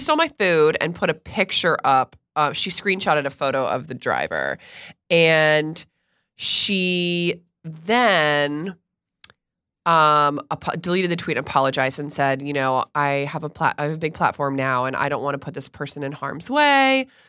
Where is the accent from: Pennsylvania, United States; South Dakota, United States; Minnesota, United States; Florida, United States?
Florida, United States; Stuart; I grew up in Stuart, Florida.